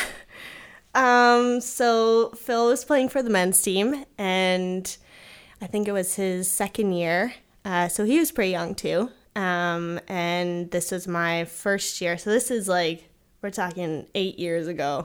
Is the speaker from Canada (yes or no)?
yes; Kingston, Ontario, Canada; growing up in Kingston